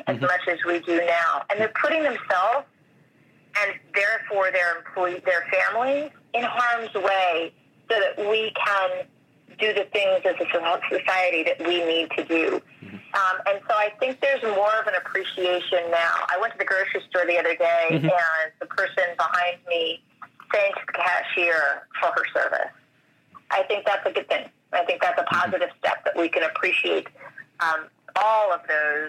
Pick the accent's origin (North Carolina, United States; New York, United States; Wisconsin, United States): New York, United States; I'm from New York